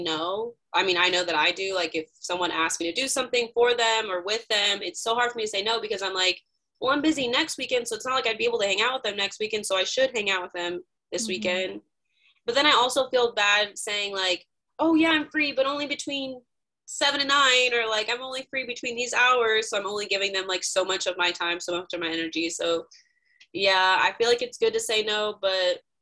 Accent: Northwest Indiana, United States; moved away as an adult; now in Indianapolis, United States; I'm originally from Northwest Indiana, so up by the region, the lake

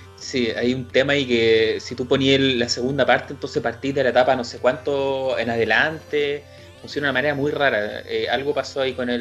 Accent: Chile

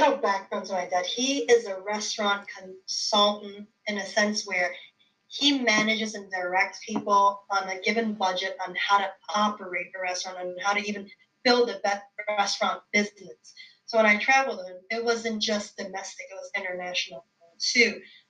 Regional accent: New York City, New York, United States; being born and raised in New York

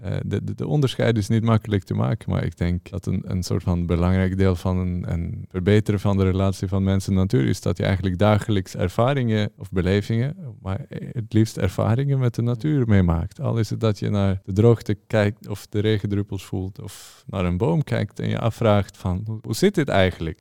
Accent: Norway; moved away as an adult; now in Amsterdam, Netherlands; ik uit Noorwegen kom

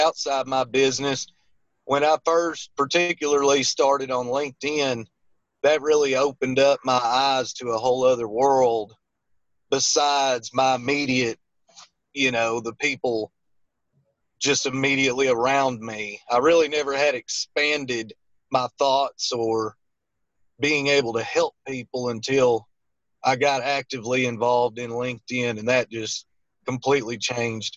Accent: Little Rock, Arkansas, United States; I'm from the Little Rock, Arkansas area. Lived here my whole life

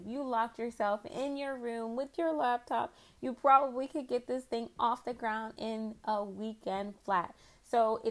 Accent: Philadelphia, Pennsylvania, United States; also born or lived in Boston, Massachusetts; I grew up in the Philadelphia area, more specifically Mount Airy section of the city

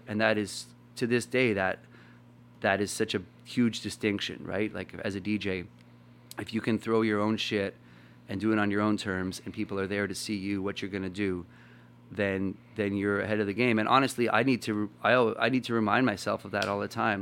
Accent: Winnipeg, Manitoba, Canada; I was from Winnipeg

